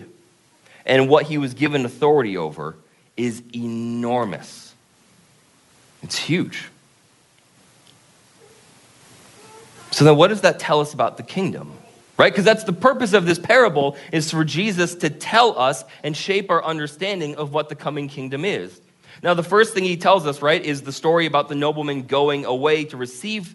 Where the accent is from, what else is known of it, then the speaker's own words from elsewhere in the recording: Vermont, United States; now in Concord, United States; we're from Vermont, so for us, it's a really big city